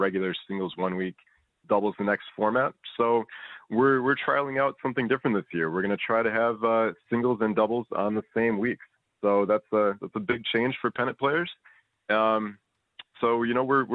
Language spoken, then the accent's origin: English; Minnesota, United States; moved away as an adult; now in Victoria, Australia; I'm from the States.